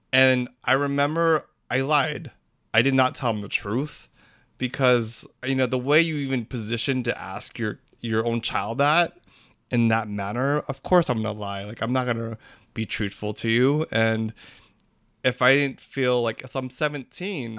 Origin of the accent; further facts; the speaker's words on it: United States; I'm Filipino American, I was born here